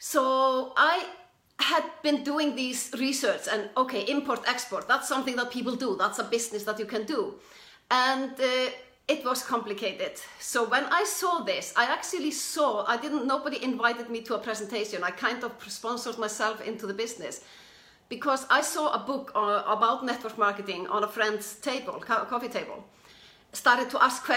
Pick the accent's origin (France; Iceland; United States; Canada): Iceland; I'm from Iceland, or we're both from Iceland